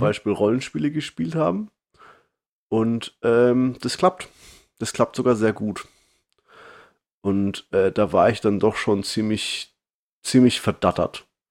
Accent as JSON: {"language": "German", "country": "Germany", "moved": "yes", "said": "als Deutscher, der im Ausland lebe"}